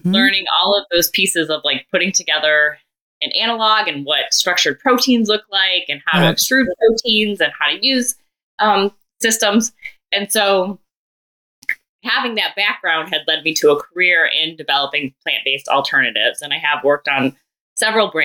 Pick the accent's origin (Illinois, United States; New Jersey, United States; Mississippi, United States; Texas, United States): Illinois, United States; suburbs of Chicago; moved away as an adult; also born or lived in Columbus, Ohio; I grew up in Illinois in the suburbs of Chicago, but then went to Ohio State, and that was in Columbus, Ohio